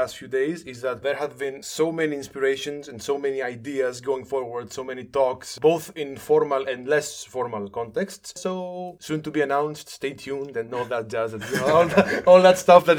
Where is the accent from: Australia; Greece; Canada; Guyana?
Greece; Thessaloniki, Central Macedonia; moved away as an adult; now in Larissa, Greece; I am soon to be 26. I am from Thessaloniki, but for the past year or so, I have been living in Larissa, 2 minutes from where Solomon lives. I serve as the Jewish educator of the Jewish community of Larissa.